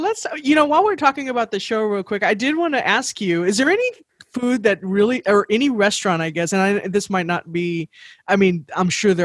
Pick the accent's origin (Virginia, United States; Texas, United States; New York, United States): Texas, United States; San Antonio; I am born, raised, and like I said, will die in San Antonio probably